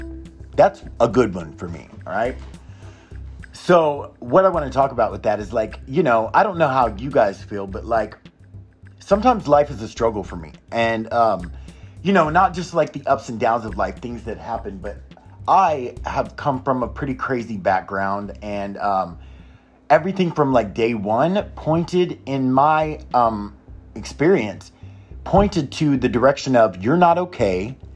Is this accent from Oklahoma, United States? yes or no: yes; Oklahoma, United States; also born or lived in Texas; And I lived in Oklahoma. I grew up in Oklahoma and Texas back and forth.